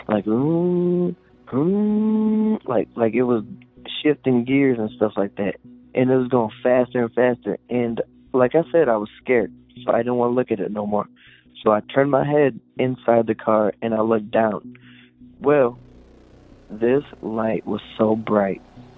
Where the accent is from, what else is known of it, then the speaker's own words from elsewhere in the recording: Bowling Green, Ohio, United States; Hey, I'm … from Bowling Green, Ohio.